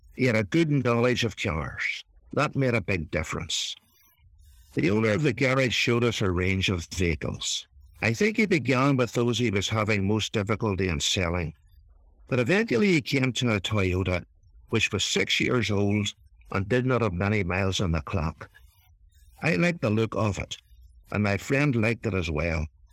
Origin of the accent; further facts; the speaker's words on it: Ireland; accent: Irish; my Irish accent